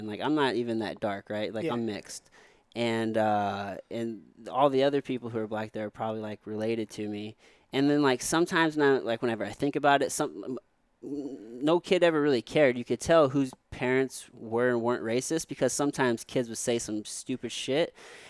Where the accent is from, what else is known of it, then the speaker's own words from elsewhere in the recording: Jefferson City, Missouri, United States; also born or lived in Potosi, Missouri; now in St. Louis, United States; And I grew up in Jefferson City from the time I was, I don't know, like 11. But before then, I lived in Potosi, Missouri, which for the folks listening, it's a small little town, probably, I don't know, about an hour south of here in St. Louis.